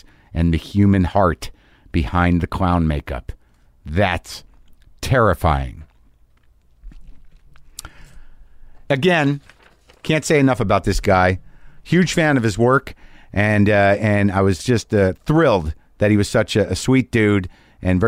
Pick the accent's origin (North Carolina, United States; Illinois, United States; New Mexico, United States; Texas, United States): New Mexico, United States; Albuquerque; moved away; I grew up in Albuquerque